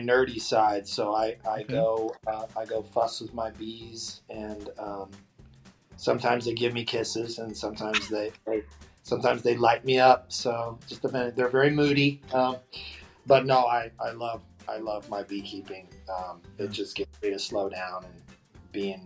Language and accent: English; Dallas, Texas, United States; I was born in Dallas